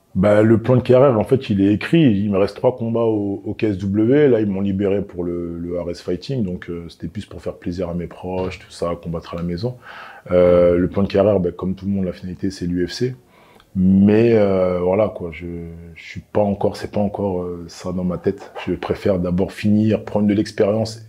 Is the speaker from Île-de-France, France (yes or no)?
yes; Clichy, Île-de-France, France; je viens de Clichy, euh, en 92. Voilà, j'ai grandi à Clichy, je suis né à Clichy